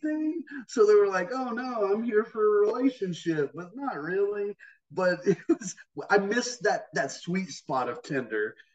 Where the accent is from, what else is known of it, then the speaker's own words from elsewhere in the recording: North Carolina, United States; I grew up in the South, man. I grew up in North Carolina